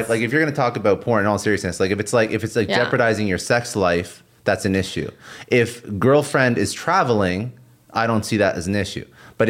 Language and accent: English; Toronto, Ontario, Canada; No, I'm from Toronto.